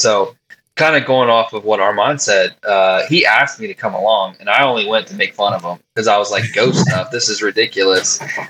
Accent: Cincinnati, Ohio, United States; we are from Cincinnati, Ohio, born and raised, been here. Well, I don't want to share our age. We're old men. And we were born in the 90s.

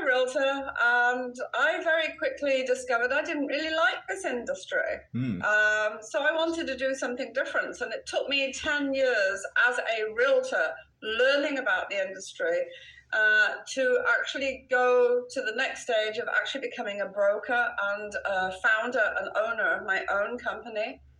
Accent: Wales, United Kingdom; now in United States; Okay, so I, as you can hear from my accent, I'm a Brit.

